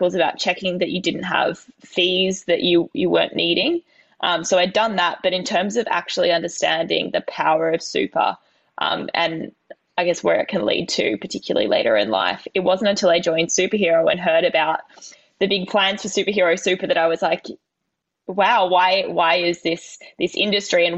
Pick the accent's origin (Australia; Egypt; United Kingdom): Australia; New South Wales; my New South Wales in me